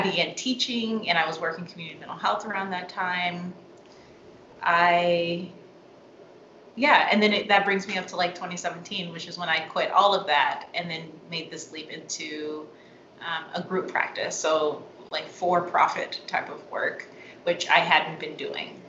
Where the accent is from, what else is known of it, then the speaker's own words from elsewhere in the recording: Seattle, Washington, United States; moved away as an adult; I'm from Seattle. Um, my family's in, in Seattle.